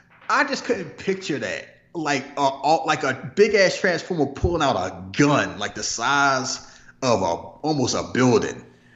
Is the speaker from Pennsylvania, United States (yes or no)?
yes; Philadelphia, Pennsylvania, United States; because I'm from Philly